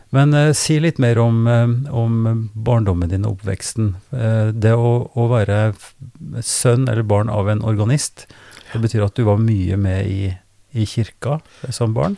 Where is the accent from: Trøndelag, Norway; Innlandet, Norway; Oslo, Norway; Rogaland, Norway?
Trøndelag, Norway; Oppdal; jeg er fra, fra Oppdal, Sør-Trøndelag